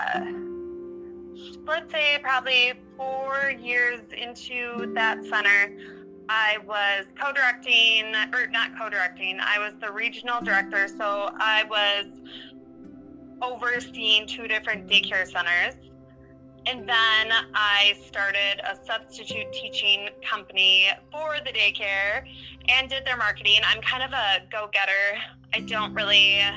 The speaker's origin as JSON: {"language": "English", "region": "Minnesota", "country": "United States", "tie": "born or raised there", "also_born_or_lived": "Wisconsin", "said": "I was born in Wisconsin, but we moved to Minnesota when I was very young."}